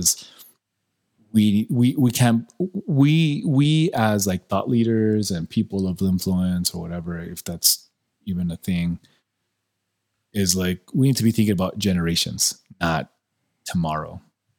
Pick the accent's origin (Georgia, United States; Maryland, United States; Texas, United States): Texas, United States; El Paso; I'm a doctor from El Paso, like, in El Paso